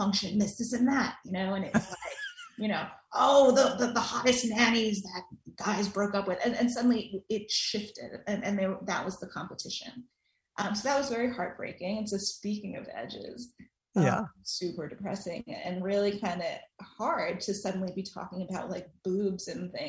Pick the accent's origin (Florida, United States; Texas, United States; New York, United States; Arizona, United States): New York, United States; New York City; So I grew up in New York City. I'm a Queens girl, lifelong, still there.